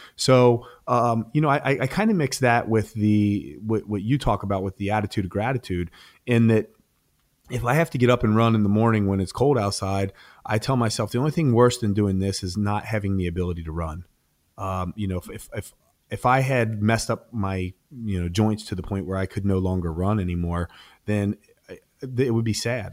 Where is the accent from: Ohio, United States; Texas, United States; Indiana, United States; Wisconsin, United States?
Ohio, United States; moved away; Columbus, Ohio. So I was, I was competing in my home state at the time.